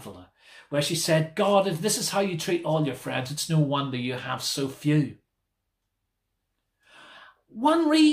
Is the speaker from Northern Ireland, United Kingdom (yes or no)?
yes; Belfast, Northern Ireland, United Kingdom; Growing up in Belfast, I was surrounded by any number of churches